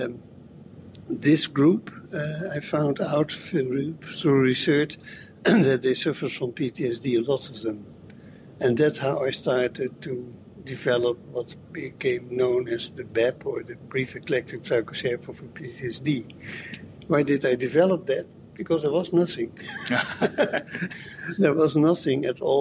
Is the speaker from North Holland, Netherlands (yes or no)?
yes; Amsterdam, North Holland, Netherlands; I'm from the Netherlands, from Amsterdam